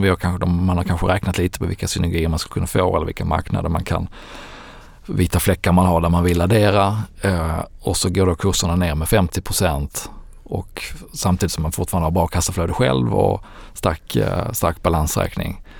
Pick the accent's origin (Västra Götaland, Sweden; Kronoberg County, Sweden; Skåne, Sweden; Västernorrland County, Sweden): Skåne, Sweden; Landskrona; Landskrona, min hemstad